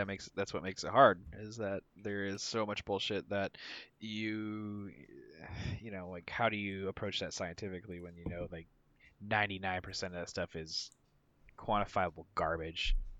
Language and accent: English; the Northwest, Pacific Northwest, United States; I grew up around the Northwest, obviously.